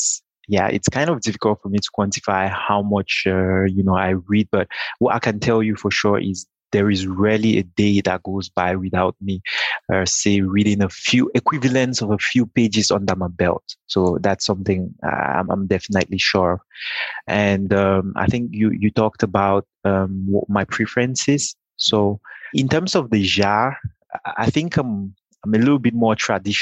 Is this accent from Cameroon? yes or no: yes; Cameroon; I was born and raised in Cameroon.